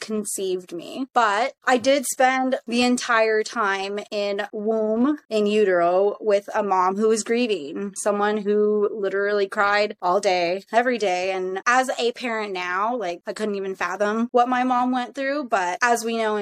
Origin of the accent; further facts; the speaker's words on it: Canada; also born or lived in Toronto; I was born in Toronto, and then I was raised in the Tri-Cities for majority of my life.